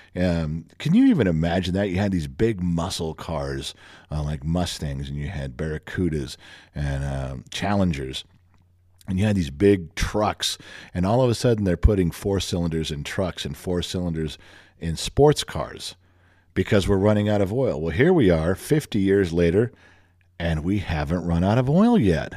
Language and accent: English; Los Angeles, California, United States; growing up in the Los Angeles area